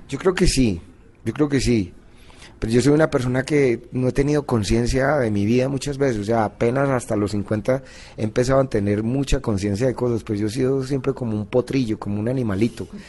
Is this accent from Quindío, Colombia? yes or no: no; Envigado, Antioquia, Colombia; yo soy antioqueño, soy de Envigado